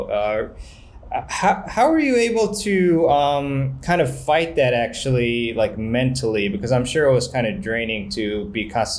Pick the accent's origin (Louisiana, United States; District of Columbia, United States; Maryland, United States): District of Columbia, United States; Washington; my hometown tournament, City Open.